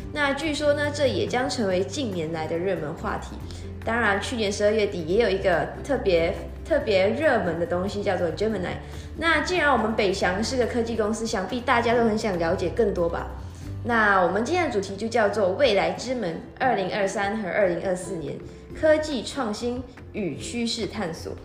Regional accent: Malaysia; now in Taiwan; 我来自马来西亚

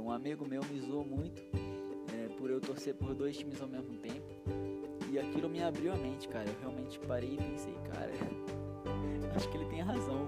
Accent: Araraquara, São Paulo, Brazil; Eu sou aqui do interior de São Paulo, Araraquara

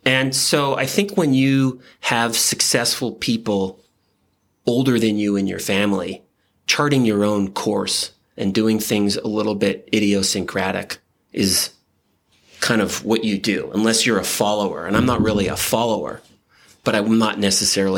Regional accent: Winnipeg, Manitoba, Canada; now in United States; I'm from Winnipeg, Canada, which is a little bit north of Fargo, North Dakota

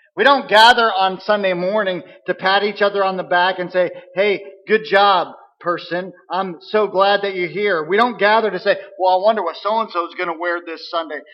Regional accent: Missouri, United States; we're from Missouri, uh, we're in the show me state right? You got to show me, or I'm not going to believe. I can say that because I grew up there

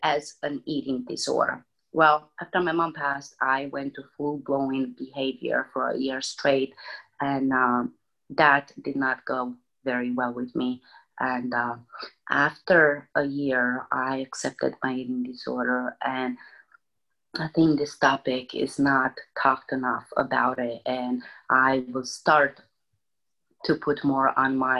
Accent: Romania; English is a second language; moved away as an adult; now in United States; I was born in Romania, born and raised, moved in the United States when I was 23 years old

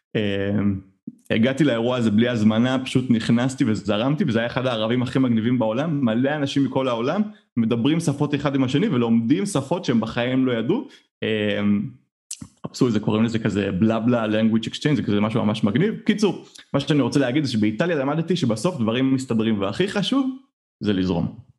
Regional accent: Israel; אני ישראלי, אנחנו ישראלים

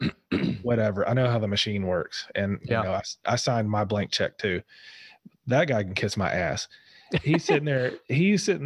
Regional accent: Gwinnett County, Georgia, United States; I grew up in Gwinnett County in the 90s, which is pretty dope

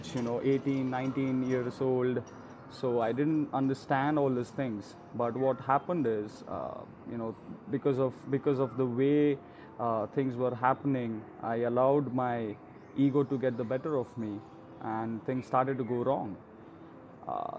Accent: India; I'm from India

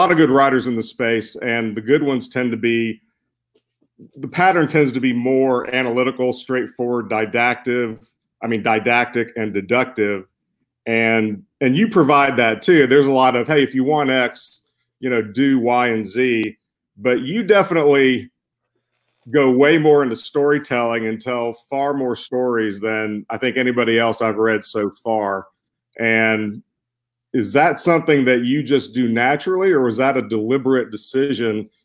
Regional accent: Alabama, United States; I'm from Alabama

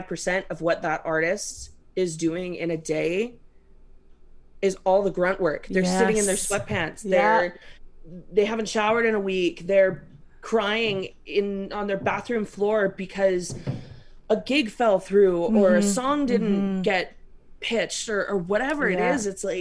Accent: Canada; me being a former Catholic and a Canadian right now

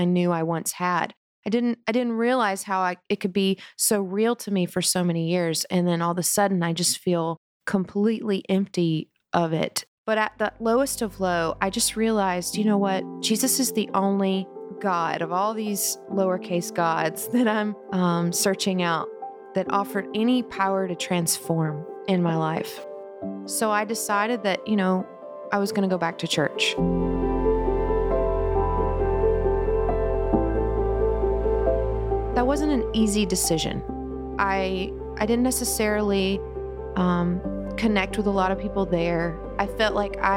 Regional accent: South Carolina, United States; I grew up in South Carolina in a conservative Christian home

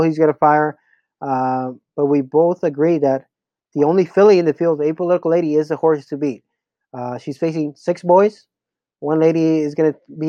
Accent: Los Angeles, California, United States; also born or lived in Mexico; born in LA, then I did kindergarten a few years of elementary here

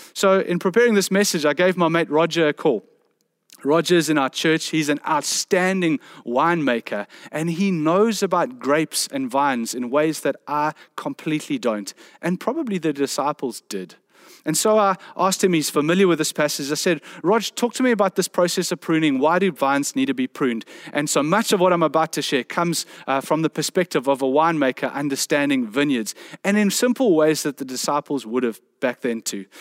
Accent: South Peninsula, Western Cape, South Africa; I come from the South Peninsula

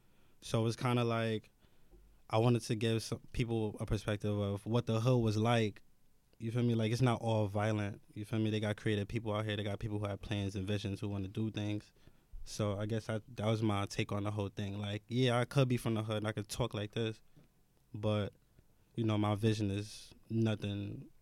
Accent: New York City, New York, United States; I was born in Brownsville. Like, I lived in Brownsville for, like, 20 years. Yeah, 20 years.

